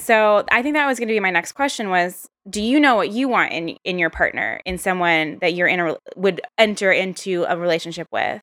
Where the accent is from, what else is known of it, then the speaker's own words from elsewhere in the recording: Virginia, United States; moved away; also born or lived in New York; sort of from the South too. I'm from Virginia